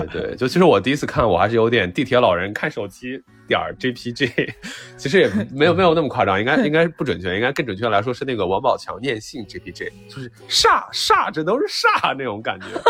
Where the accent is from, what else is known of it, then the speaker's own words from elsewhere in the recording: Northwest China, China; 我小时候成长的环境是那个西北的工业小城市